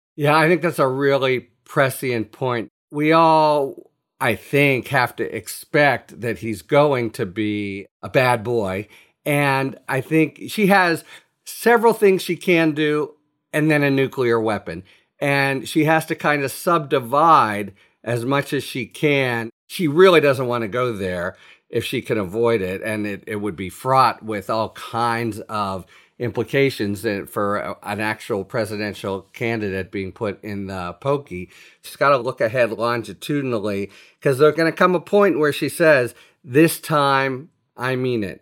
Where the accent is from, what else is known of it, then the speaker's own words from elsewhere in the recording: Pittsburgh, Pennsylvania, United States; my hometown, Pittsburgh paper